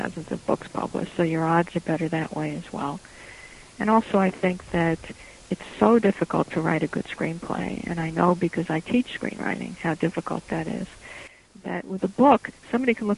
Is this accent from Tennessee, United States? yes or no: no; New York City, New York, United States; also born or lived in California; now in Irvington, New York, United States; I was born in Brooklyn Jewish Hospital